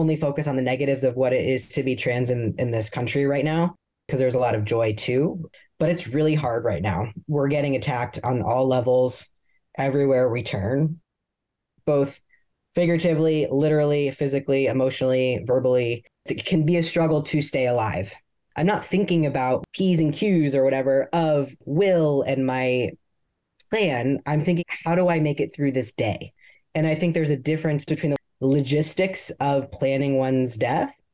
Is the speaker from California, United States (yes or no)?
no; Columbus, Ohio, United States; now in Texas, United States; I grew up in Columbus, Ohio in the 80s and the 90s.